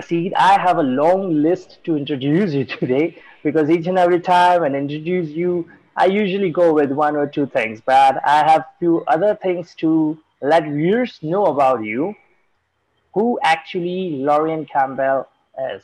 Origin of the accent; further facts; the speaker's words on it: India; I'm from India